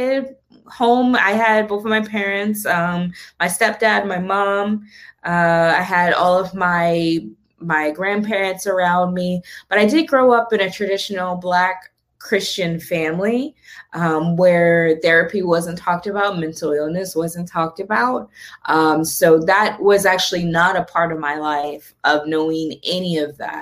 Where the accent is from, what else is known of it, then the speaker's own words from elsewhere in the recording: Toledo, Ohio, United States; also born or lived in Columbus, Ohio; we moved to Columbus from Toledo